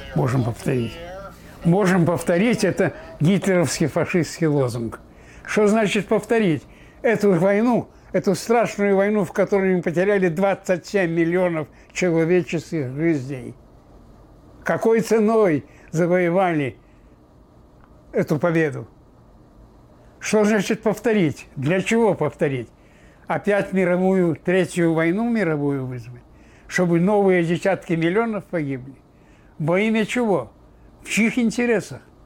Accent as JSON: {"language": "Russian", "town": "Slawharad", "region": "Mogilev Region", "country": "Belarus", "tie": "born or raised there", "also_born_or_lived": "Odesa, Ukraine", "moved": "yes", "lives_now": "United States", "said": "Я родился в Белоруссии, Славгород, в 21 году"}